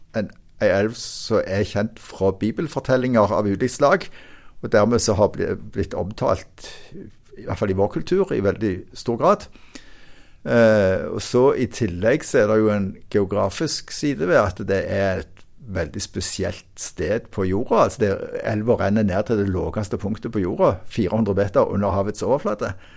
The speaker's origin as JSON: {"language": "Norwegian", "country": "Norway"}